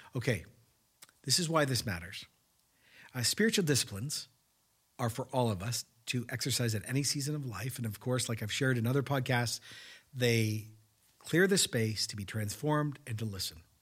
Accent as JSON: {"language": "English", "country": "Canada", "said": "as a Canadian"}